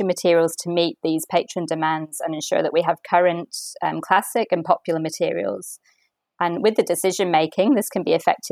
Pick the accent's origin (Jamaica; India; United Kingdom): United Kingdom; Manchester, North West England; moved away as an adult; also born or lived in Melbourne, Australia; now in Australia; I'm originally from Manchester and I actually came to Australia with my family on a holiday and decided at the time that this is where I wanted to live